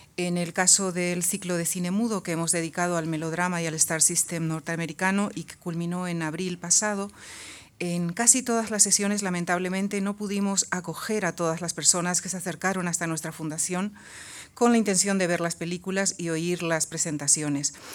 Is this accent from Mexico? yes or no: no; Paraguay; moved away; yo misma nací en Sudamérica, en mi caso en Paraguay